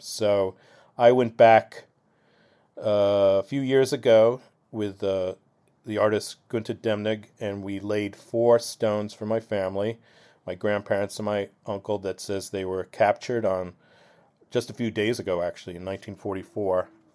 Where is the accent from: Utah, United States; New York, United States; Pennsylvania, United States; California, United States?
New York, United States; Blauvelt; growing up in Blauwelt, as opposed to, say, Orangeburg or Japan, where there's a Jewish population, I really felt like an outsider